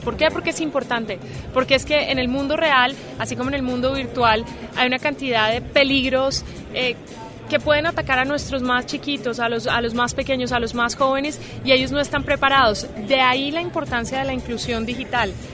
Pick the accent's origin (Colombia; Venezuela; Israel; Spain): Colombia; en mi país, que vuelvo